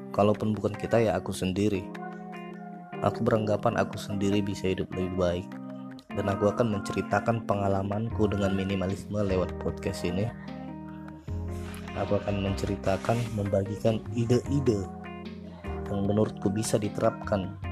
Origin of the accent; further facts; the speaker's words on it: South Jakarta, Jakarta, Indonesia; soalnya aku anak Jaksel aku itu tinggal di Jakarta Selatan